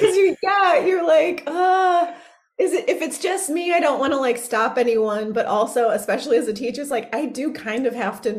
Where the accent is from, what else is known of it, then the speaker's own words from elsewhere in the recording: California, United States; moved away; also born or lived in Chicago; so I'm from California. I grew up in California, but I was in Chicago.